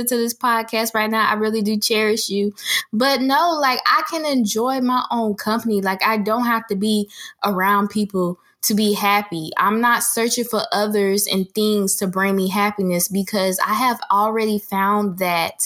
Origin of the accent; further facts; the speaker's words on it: Jacksonville, Florida, United States; moved away as an adult; now in Orlando, United States; I have always wanted to move out of my hometown, Jacksonville